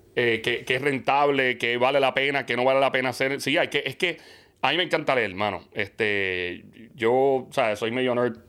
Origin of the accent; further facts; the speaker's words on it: New York, United States; now in Puerto Rico; yo me crié en Nueva York cuando pequeño, ah. eh, en Queens